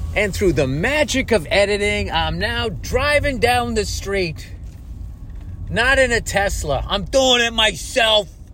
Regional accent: Massachusetts, United States; I'm from Massachusetts

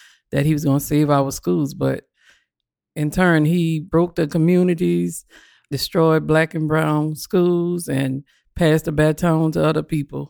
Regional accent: New Orleans, Louisiana, United States; I represent Step Up for Action, where I'm a parent union organizer. I'm from New Orleans.

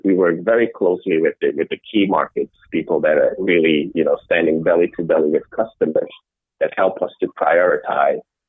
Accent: Amsterdam, North Holland, Netherlands; also born or lived in Rotterdam, Netherlands; I grew up in the Netherlands, in Amsterdam

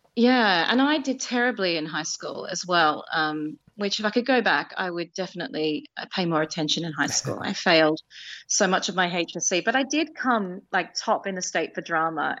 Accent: Penrith, New South Wales, Australia; moved away as an adult; now in London, United Kingdom; I was born in Nepean Hospital and I grew up in South Penrith

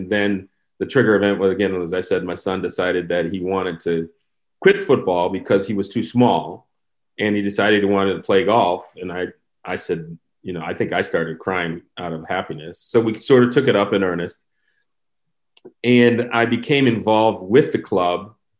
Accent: Midwest, United States; I grew up in the Midwest. We played football, and I was actually a ski racer.

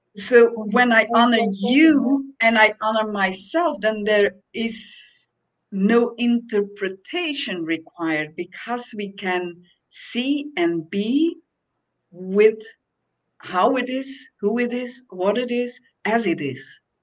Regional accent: Belgium; now in Portugal; I came to Portugal, which is in Europe, and I'm from Belgium, so it's not that far away.

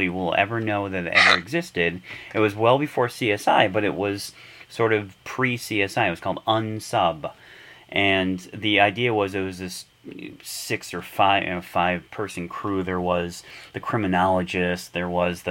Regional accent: Detroit, Michigan, United States; moved away as an adult; also born or lived in Minnesota; I grew up in Michigan, in Detroit.

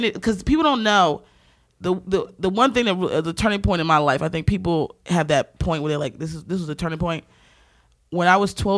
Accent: Baltimore, Maryland, United States; I'm from Baltimore

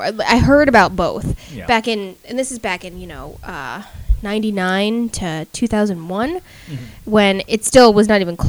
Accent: Fairfield, Connecticut, United States; it used to be in my hometown of Fairfield.

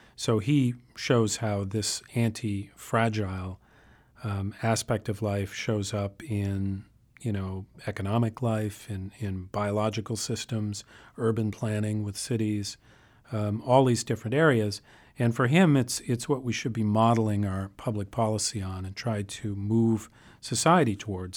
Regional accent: Boston, Massachusetts, United States; I grew up in the Boston area

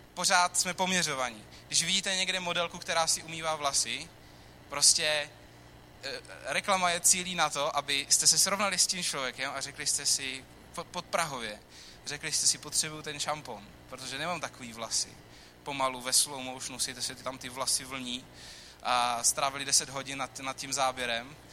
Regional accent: Czechia; my jako Češi

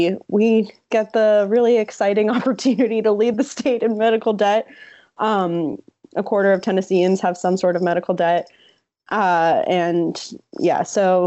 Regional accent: New Jersey, United States; I grew up in New Jersey

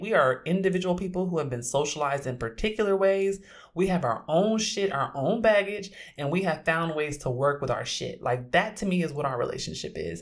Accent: Oakland, California, United States

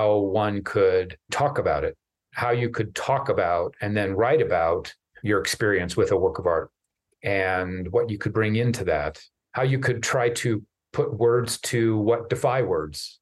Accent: Lincoln, Nebraska, United States; moved away; I grew up in Lincoln, Nebraska

